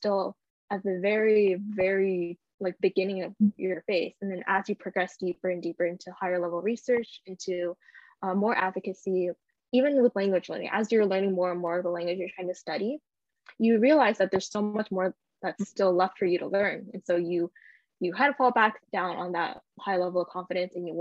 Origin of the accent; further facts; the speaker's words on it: California, United States; I grew up in California.